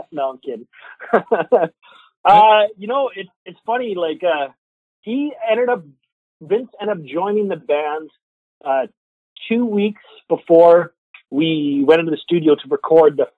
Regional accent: Alberta, Canada; moved away as an adult; now in Quebec, Canada; I come from Alberta originally

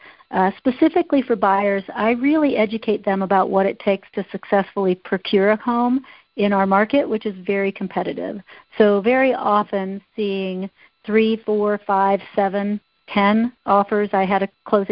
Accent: Midwest, United States; now in Boulder, United States; I'm from the Midwest

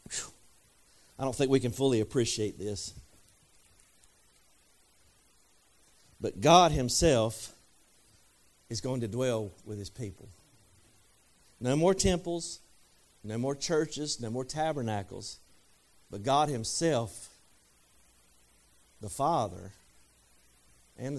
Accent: Marshville, North Carolina, United States; now in Peachland, United States; I was born in Marshville

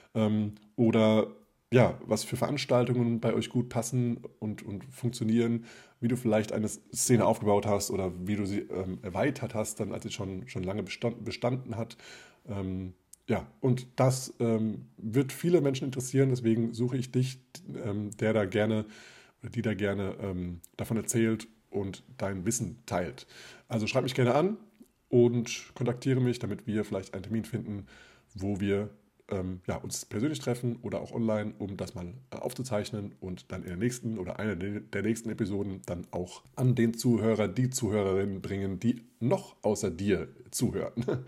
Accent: South Hesse, Germany; moved away; Jetzt zu Ostern werde ich wieder in meiner Heimat sein. Das ist Südhessen

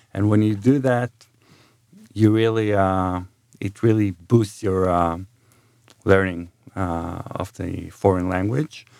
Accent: Jerusalem, Jerusalem District, Israel; moved away as an adult; also born or lived in Ithaca, United States; I'm from Israel. Um, I was born and raised in Jerusalem

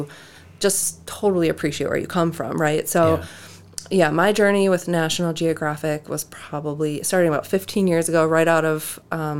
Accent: Green Bay, Wisconsin, United States; now in Sturgeon Bay, United States; I'm from Green Bay, Wisconsin. Now I'm based in Sturgeon Bay

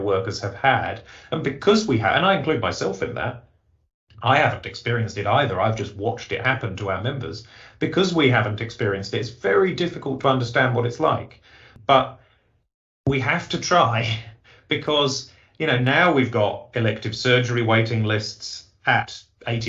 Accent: England, United Kingdom; accent: English; moved away; you can tell from my accent, that's where I was born

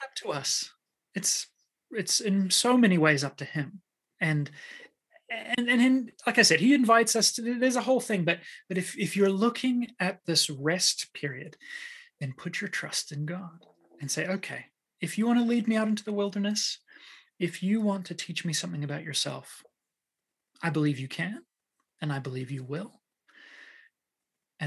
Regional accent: Waikato, New Zealand; moved away; I grew up in New Zealand

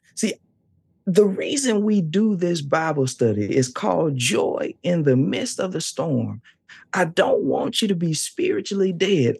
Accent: the South, United States; I'm from the South. I'm from the South.

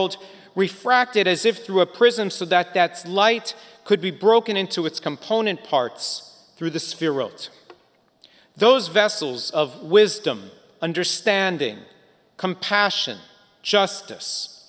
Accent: United States; moved away; Growing up near Washington, D.C. in the 1980s

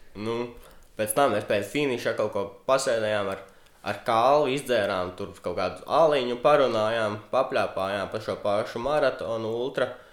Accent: Cēsis, Vidzeme, Latvia; manas dzimtās pilsētas CS

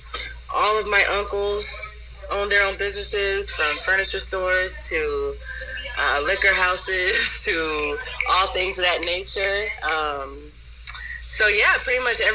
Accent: Yadkinville, North Carolina, United States; also born or lived in Winston-Salem, North Carolina; I grew up in Winston-Salem, North Carolina, more specifically Yakinville, North Carolina

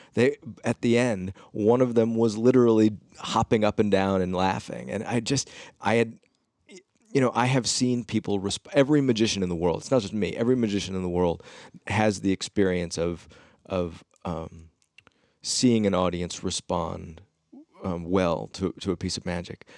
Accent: Ames, Iowa, United States; I grew up in Ames, Iowa

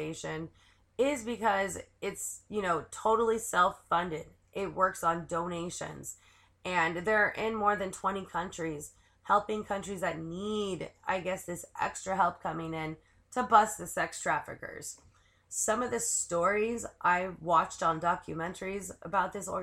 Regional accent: California, United States; I'm from California

